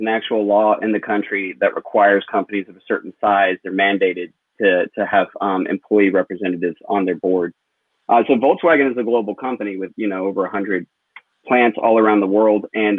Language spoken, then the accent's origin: English; Chattanooga, Tennessee, United States; now in Brooklyn, United States; Yeah, so I'm actually originally from Chattanooga, Tennessee. I started to work for Labor Notes about 3.5 years ago, and I now live in Brooklyn, New York.